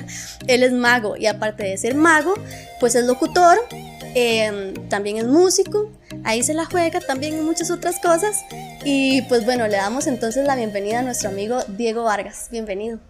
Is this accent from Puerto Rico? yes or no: no; Costa Rica; uno como tico